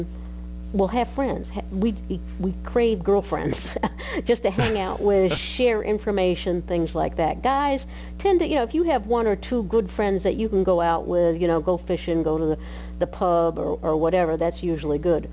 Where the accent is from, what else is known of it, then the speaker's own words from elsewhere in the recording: Maine, United States; moved away as an adult; also born or lived in Georgia; now in Atlanta, United States; I come from the great state of Maine.